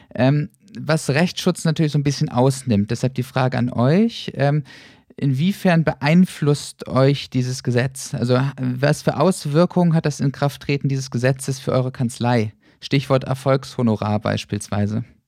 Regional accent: Northern Germany, Germany; moved away; ich komme ursprünglich aus dem Norden, mag Bremerhaven sehr, sehr gern

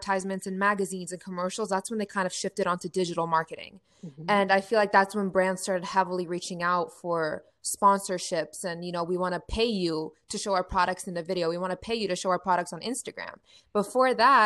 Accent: Ohio, United States; I'm from Ohio

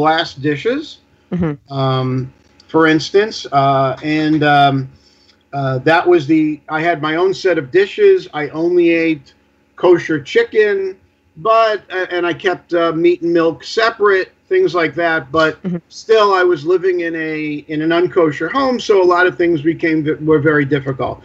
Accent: New York City, New York, United States; I grew up in the Bayside Whitestone area

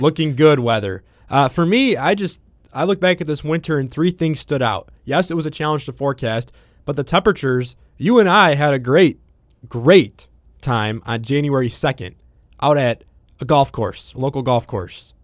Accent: Midwest, United States; growing up in the Midwest.

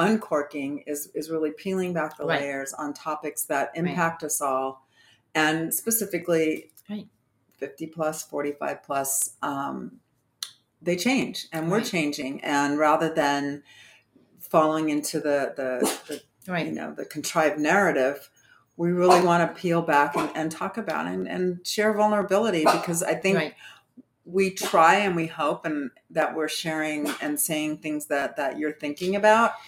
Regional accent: Southern California, United States; moved away; I grew up in Southern California

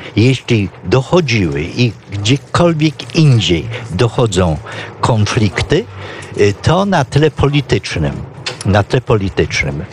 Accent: Poland; moved away as an adult; also born or lived in Ivory Coast; jako Polak

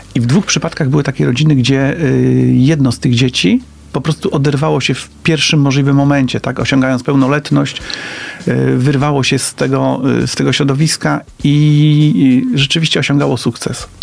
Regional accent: Poznań, Greater Poland, Poland; Wychowałem się tam

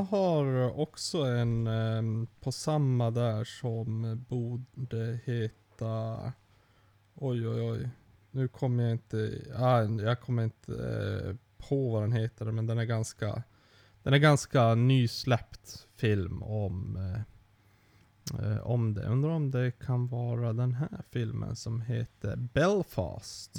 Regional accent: Sweden; som svensk

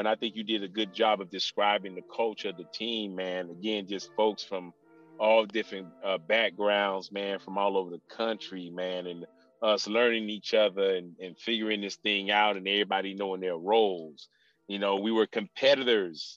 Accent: Miami, Florida, United States; moved away; I'm a Miami kid

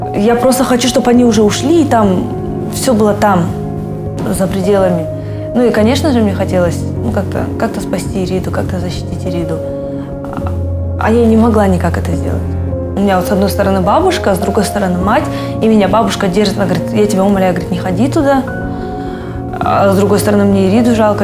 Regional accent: Kazakhstan; Я не казашка, но я очень люблю Казахстан

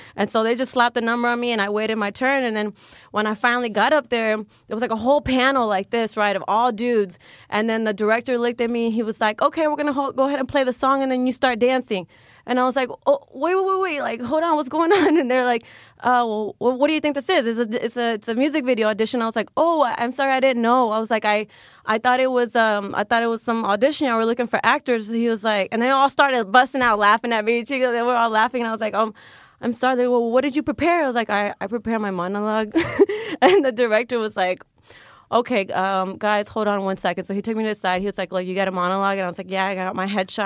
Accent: Richmond, Texas, United States; moved away; also born or lived in Galveston, Texas; I grew up right outside of Houston, like thirty minutes out in a little small town called Richmond, Texas

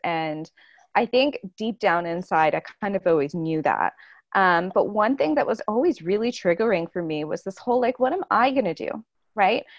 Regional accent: Toronto, Ontario, Canada; moved away as an adult; I was born and raised in Toronto, and I'm also Portuguese

